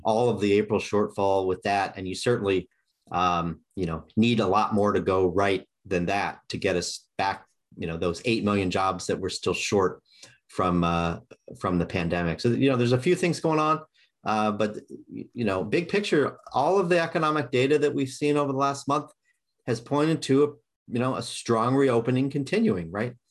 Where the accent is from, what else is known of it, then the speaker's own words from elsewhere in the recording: Kansas City, United States; I grew up in Kansas City.